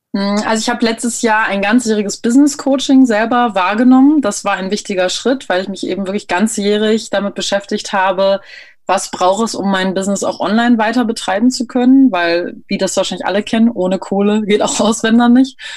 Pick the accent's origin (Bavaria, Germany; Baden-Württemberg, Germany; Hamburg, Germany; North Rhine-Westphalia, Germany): North Rhine-Westphalia, Germany; near Münster; moved away; also born or lived in Berlin; Ich komme eigentlich aus der Nähe von Münster.